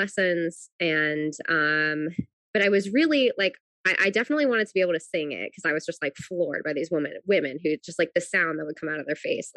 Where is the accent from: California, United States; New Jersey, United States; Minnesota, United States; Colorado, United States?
New Jersey, United States; I grew up in New Jersey, so I was never that far away from New York